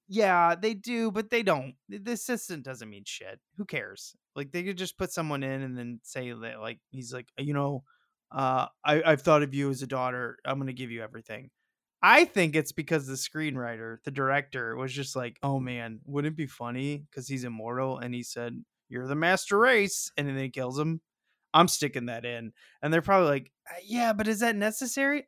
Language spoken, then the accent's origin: English; St. Louis, Missouri, United States; I'm from Saint Louis